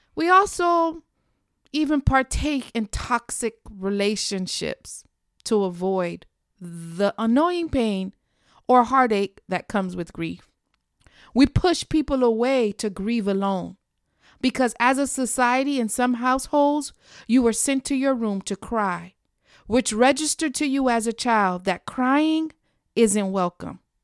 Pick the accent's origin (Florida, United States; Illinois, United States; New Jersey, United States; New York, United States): Florida, United States; South; my hometown of South Florida